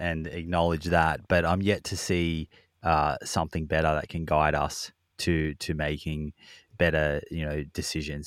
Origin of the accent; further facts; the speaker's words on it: Victoria, Australia; We grew up in Victoria